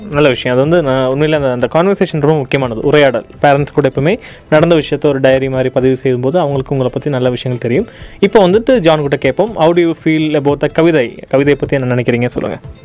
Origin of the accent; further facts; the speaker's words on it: Coimbatore, Tamil Nadu, India; கோயம்புத்தூர் சார்ந்து வளர்ந்தவன்